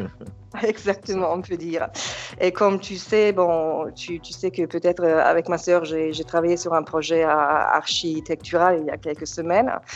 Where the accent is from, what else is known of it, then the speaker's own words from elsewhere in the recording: Germany; French is a second language; moved away as an adult; also born or lived in Yugoslavia (Serbia); now in Nice, France; J'ai grandi en Allemagne